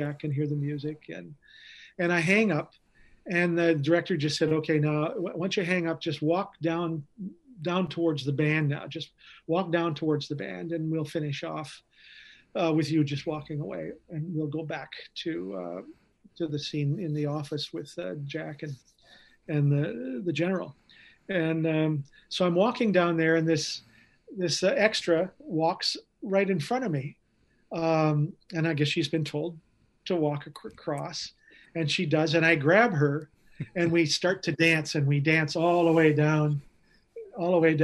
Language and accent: English; Canada; I'm a Canadian actor